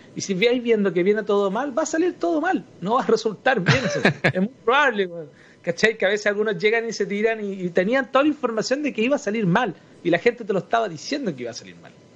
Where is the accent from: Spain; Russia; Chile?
Chile; also born or lived in Santiago; nosotros como chilenos